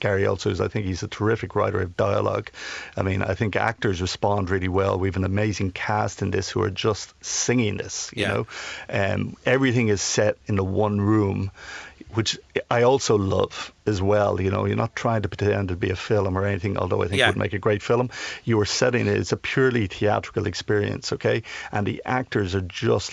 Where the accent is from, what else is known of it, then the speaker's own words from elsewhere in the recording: Dublin, Leinster, Ireland; my background is, I'm from Tallaght, you know, which is a vast working estate, West Dublin